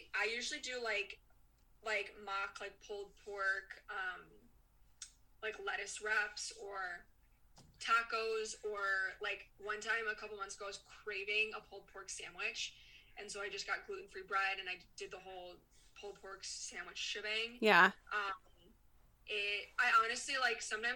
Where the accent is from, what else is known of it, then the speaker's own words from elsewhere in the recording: Chicago, Illinois, United States; I grew up in Chicago